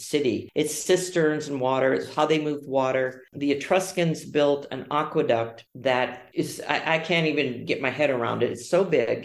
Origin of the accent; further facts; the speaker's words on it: Ohio, United States; also born or lived in Arizona; now in Orte, Italy; I grew up in Ohio